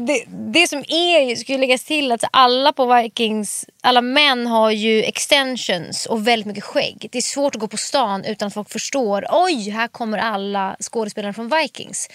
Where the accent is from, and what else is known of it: Stockholm, Stockholm County, Sweden; born or raised there; also born or lived in Bromma / Farsta / Hökarängen